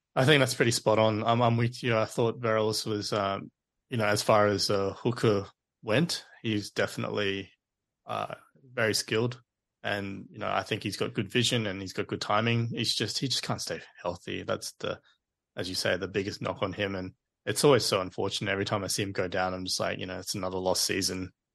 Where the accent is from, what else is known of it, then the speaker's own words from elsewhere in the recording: Queensland, Australia; as a Queenslander